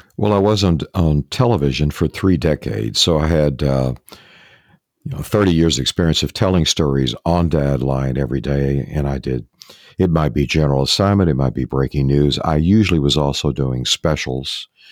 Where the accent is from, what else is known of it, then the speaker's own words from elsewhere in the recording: East Texas, United States; I grew up in East Texas